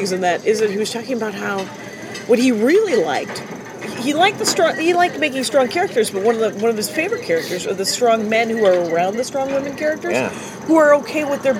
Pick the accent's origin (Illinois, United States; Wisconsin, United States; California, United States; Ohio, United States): Wisconsin, United States; he said, where are you from? And I said, Wisconsin